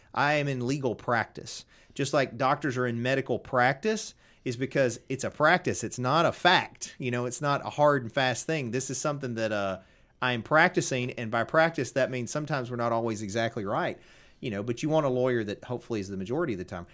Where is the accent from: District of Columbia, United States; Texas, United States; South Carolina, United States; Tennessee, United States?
Tennessee, United States; Covington; I'm from Covington.